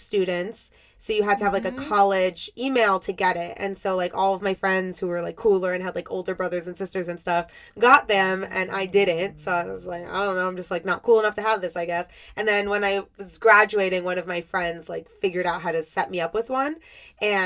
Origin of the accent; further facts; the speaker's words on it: Miami, Florida, United States; I grew up in Miami, and I live a little north of Miami now.